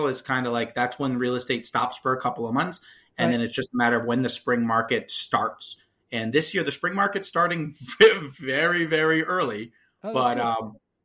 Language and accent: English; Connecticut, United States; now in Lowell, United States; I grew up in Connecticut